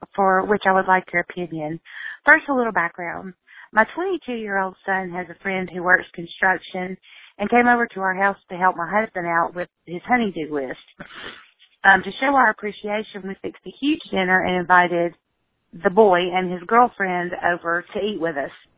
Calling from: Coleman, Alabama, United States; I'm calling from Coleman, Alabama

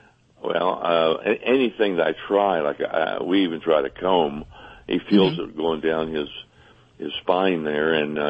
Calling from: Fayetteville, North Carolina, United States; I am calling from the Fayetteville, Fort Bragg part of North Carolina.

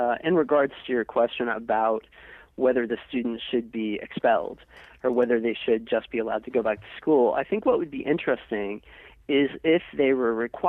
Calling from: Chicago, Illinois, United States; from Chicago.

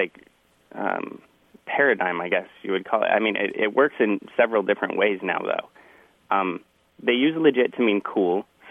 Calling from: Santa Cruz, California, United States; I'm calling from Santa Cruz, California.

